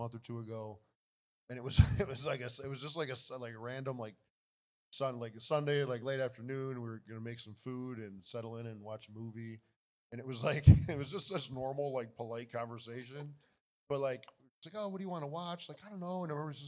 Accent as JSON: {"language": "English", "town": "Buffalo", "region": "New York", "country": "United States", "tie": "born or raised there", "said": "We live in Buffalo, New York. That's my hometown"}